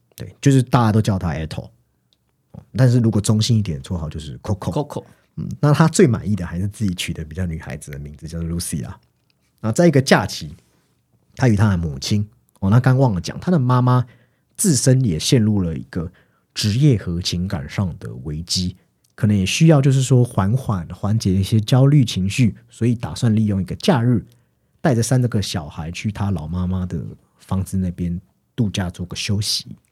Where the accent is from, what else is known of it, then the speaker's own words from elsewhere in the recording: Taiwan; 以前我们成长在那种充满人情味的地方，下课后其实左邻右舍似乎都认识你